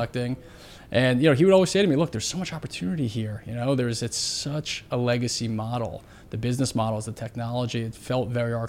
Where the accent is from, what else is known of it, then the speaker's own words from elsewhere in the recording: New York City, New York, United States; Here. New York.